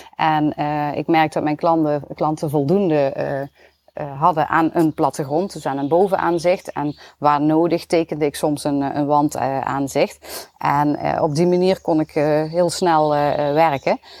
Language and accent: Dutch; Limburg, Netherlands; accent: Limburgs; mijn Limburgs accent